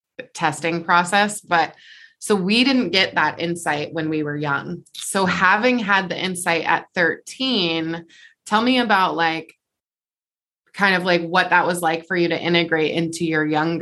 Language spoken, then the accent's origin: English; Portland, Oregon, United States; we're both born and raised in the Portland area.